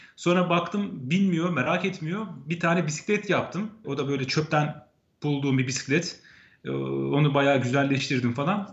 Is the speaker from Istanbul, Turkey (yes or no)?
no; Ankara, Turkey; moved away as an adult; now in Copenhagen, Denmark; Ben doğma büyüme Ankaralıyım